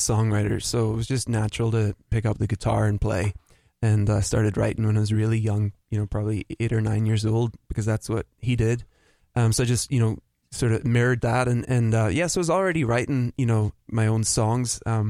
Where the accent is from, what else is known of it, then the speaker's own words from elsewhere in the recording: Belfast, Northern Ireland, United Kingdom; I'm from Belfast, Northern Ireland.